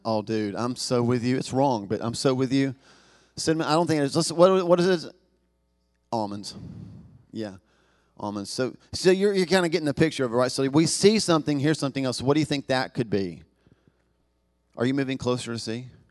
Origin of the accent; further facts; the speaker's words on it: the Bible Belt, the South, United States; we're from the South, the Bible Belt